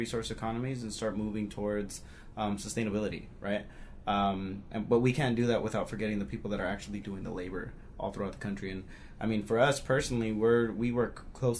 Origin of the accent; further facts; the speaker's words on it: El Paso, Texas, United States; now in Albuquerque, United States; I'm also coming out of Albuquerque, originally from El Paso, Texas